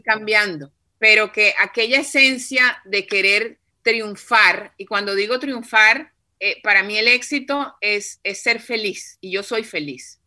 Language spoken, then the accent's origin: Spanish; Cartagena, Bolívar, Colombia; yo soy de Cartagena